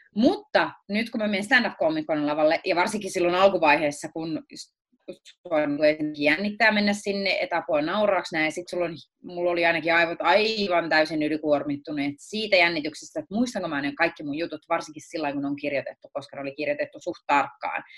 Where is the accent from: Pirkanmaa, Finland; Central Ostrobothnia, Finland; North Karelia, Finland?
Pirkanmaa, Finland; Akaa; also born or lived in Tampere; mä olen syntynyt Tampereella ja ollut niin seitsemänvuotiaaksi asti asunut Tampereella eri puolilla Tampereella. Sitten me muutettiin Viialaan